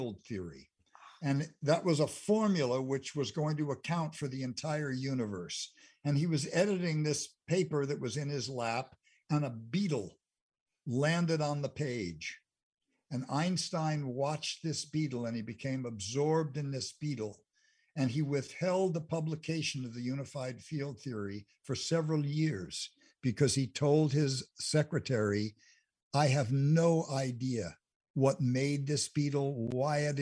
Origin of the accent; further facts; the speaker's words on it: Englewood, United States; I grew up in Englewood for a good part of my life.